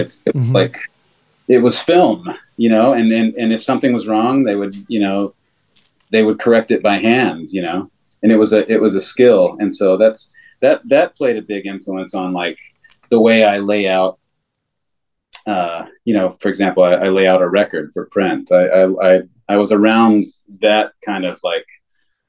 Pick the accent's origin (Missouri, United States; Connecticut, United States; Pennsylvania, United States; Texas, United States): Texas, United States; moved away; also born or lived in Dallas; I grew up in Texas